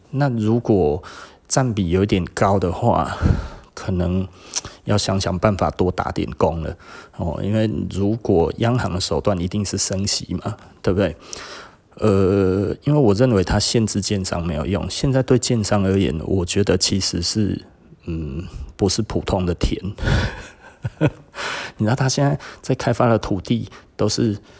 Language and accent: Chinese; Taiwan; 我们台湾这边一直在讲说，是不是特别的热？